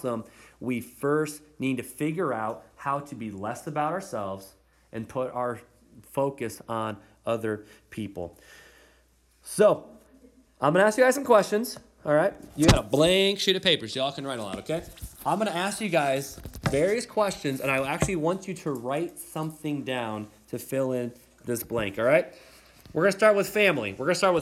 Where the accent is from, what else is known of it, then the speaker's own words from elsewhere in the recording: United States; As Americans